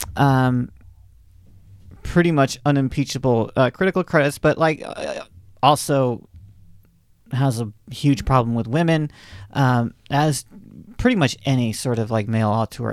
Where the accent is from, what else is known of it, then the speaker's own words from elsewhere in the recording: the South, United States; I'm a Southerner, um, by upbringing